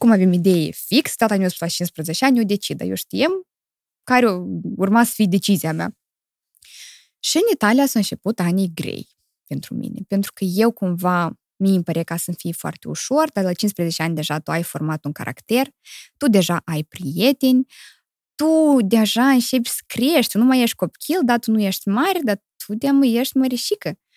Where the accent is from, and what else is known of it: Chișinău, Moldova; born or raised there; moved away; also born or lived in Criuleni, Moldova / Italy